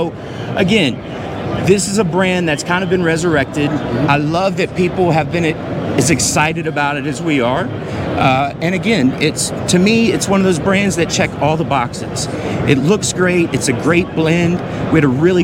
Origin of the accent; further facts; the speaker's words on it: North Carolina, United States; Growing up in North Carolina, I was a Tar Heel.